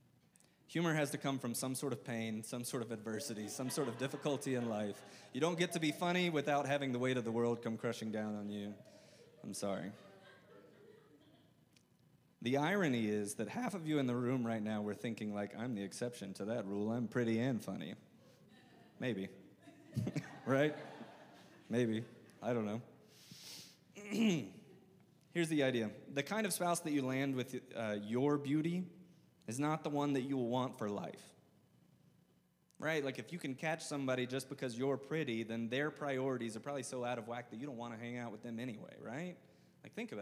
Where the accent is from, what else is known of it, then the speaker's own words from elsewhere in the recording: the South, United States; I'm from the South. I say awe with like multiple syllables